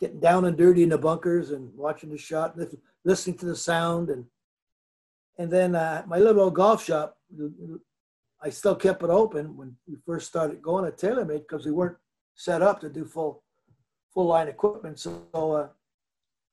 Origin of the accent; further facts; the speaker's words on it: Canada; moved away as an adult; also born or lived in Southern California; now in United States; the game I grew up with in Canada